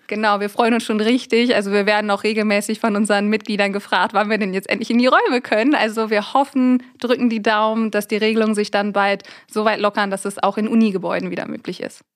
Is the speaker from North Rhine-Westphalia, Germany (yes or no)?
yes; Raesfeld, North Rhine-Westphalia, Germany; moved away as an adult; now in Münster, Germany; Ich komme tatsächlich hier aus dem Westmünsterland, aus einem kleinen Ort namens Rasfeld und bin 2017 für mein Masterstudium der Wirtschaftschemie hier nach Münster gezogen.